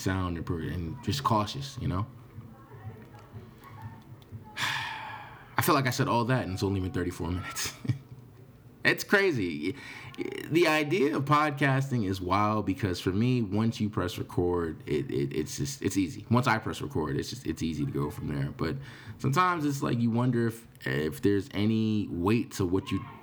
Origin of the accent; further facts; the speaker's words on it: New York, United States; I'm from New York.